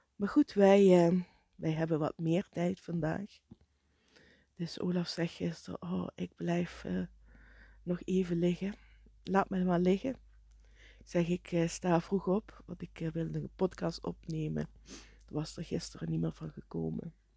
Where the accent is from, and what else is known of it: Netherlands